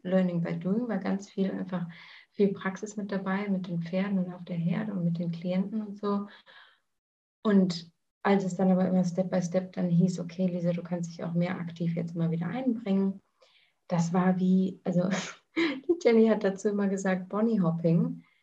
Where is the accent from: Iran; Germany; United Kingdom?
Germany; moved away as an adult; also born or lived in New Zealand; ich bin in Deutschland geboren, ähm, habe eine deutsche Mutter, einen englischen Vater und habe die letzten Jahre ähm, viel im Ausland verbracht.